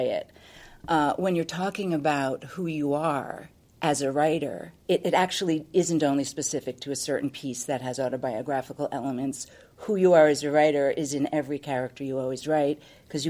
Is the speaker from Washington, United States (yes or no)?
no; New York, United States; being a New Yorker